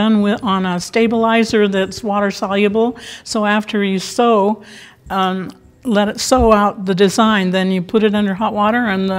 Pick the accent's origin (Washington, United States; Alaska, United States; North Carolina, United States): Washington, United States; Ellensburg; also born or lived in Manhattan Beach, California; it's from my hometown in Ellensburg, Washington.